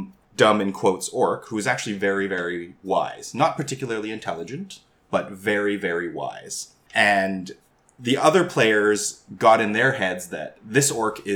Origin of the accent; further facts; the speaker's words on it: Canada; I'm Asian Canadian